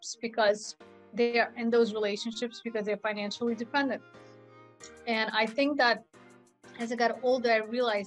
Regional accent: Russia; moved away; I was born in Russia.

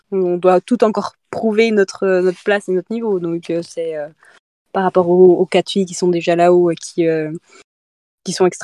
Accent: Doubs, Bourgogne-Franche-Comté, France; pas jurassienne, Doubliste.

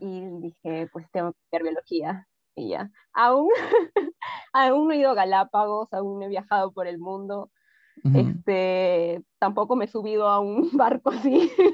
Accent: Trujillo, El Mango, La Libertad, Peru; nací en Trujillo, ¿no? Pero viví varios años de mi infancia eh, en un pueblito bien chiquitico que se llama El Mango

